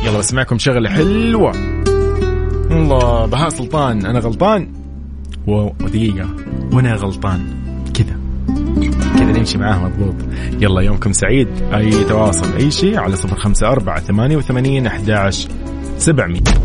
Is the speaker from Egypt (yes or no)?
no; Sudan; now in Saudi Arabia; من السودان